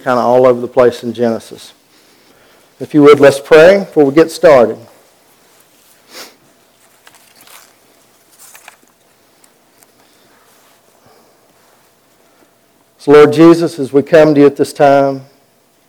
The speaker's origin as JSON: {"language": "English", "region": "Western North Carolina", "country": "United States", "tie": "born or raised there", "said": "I grew up down in Western North Carolina"}